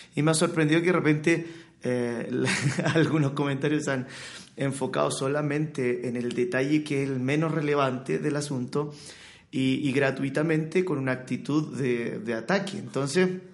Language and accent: Spanish; Chile; soy chileno